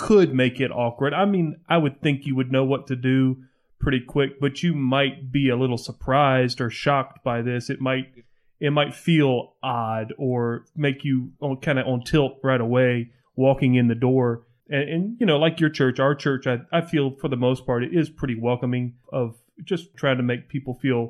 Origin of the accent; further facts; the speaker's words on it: Barnwell, South Carolina, United States; moved away; I grew up in South Carolina going to Barnwell